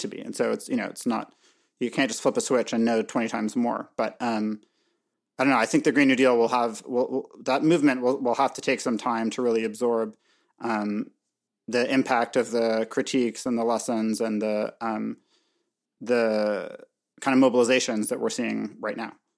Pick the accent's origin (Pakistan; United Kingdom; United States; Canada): Canada; also born or lived in Montreal; I'm, I'm Canadian